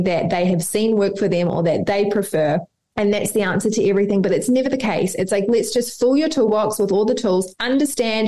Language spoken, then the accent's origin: English; New Zealand; now in Australia; I'm from New Zealand, live in Australia.